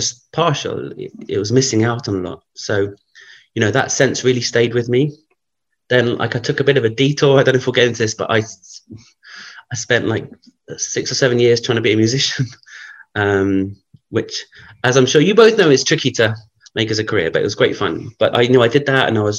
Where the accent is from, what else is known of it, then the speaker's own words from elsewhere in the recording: London, United Kingdom; growing up in London